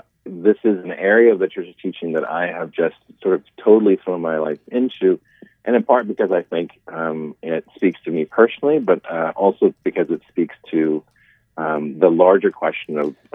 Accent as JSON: {"language": "English", "town": "Cleveland", "region": "Ohio", "country": "United States", "tie": "born or raised there", "also_born_or_lived": "Rome", "moved": "yes", "lives_now": "Omaha, United States", "said": "Neither of us are natives to Omaha, Nebraska. I grew up in Cleveland, Ohio. My wife's from British Columbia, but we love the Midwest and love being here."}